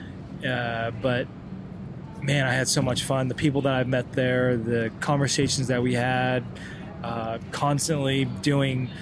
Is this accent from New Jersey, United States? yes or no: no; California, United States; in LA, in my home state